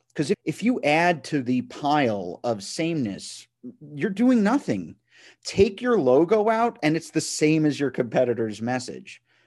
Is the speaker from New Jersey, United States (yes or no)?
yes; Matawan, New Jersey, United States; I'm from Mattawan, New Jersey.